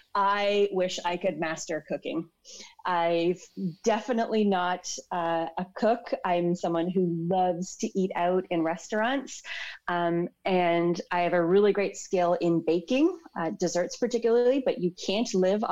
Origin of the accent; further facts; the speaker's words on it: Toronto, Ontario, Canada; moved away as an adult; now in London; I'm actually born and raised in Toronto and I just moved here to London about 5 months ago